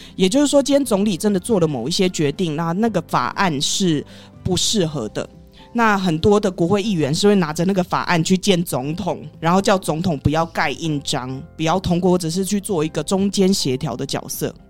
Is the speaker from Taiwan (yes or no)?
yes; Taiwan; 我在台湾也是住那么久了，而且我也是台湾人